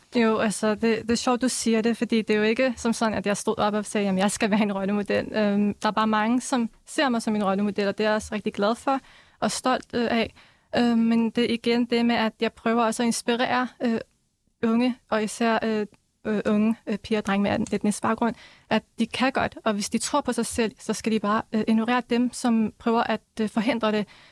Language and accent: Danish; Denmark; jeg blev så født her